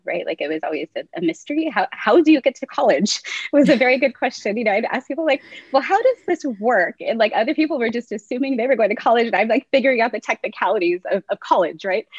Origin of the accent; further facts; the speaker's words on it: Whittier, California, United States; first language English; I grew up in Whittier, California, so we have had a pretty good education system